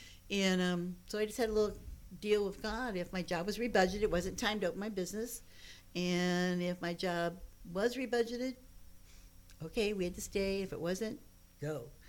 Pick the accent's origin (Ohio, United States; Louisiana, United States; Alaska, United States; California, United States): Ohio, United States; moved away as an adult; I'm from Ohio originally. I'm a Buckeye. Graduated from Ohio State.